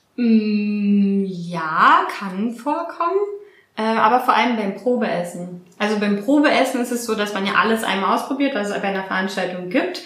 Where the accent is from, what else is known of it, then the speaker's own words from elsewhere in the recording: Berlin, Germany; also born or lived in Australia; Berlinerin, also hier auch geboren in Berlin